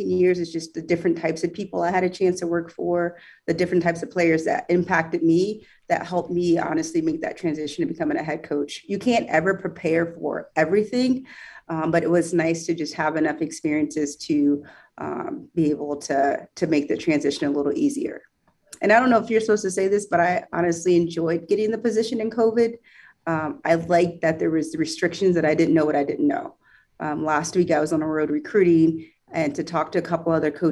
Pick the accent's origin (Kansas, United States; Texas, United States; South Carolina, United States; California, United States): Kansas, United States; Topeka; I was born and raised in Topeka, Kansas, East Topeka